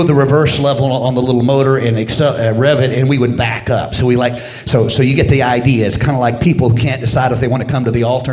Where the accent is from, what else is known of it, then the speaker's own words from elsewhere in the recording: United States; I grew up in Carolina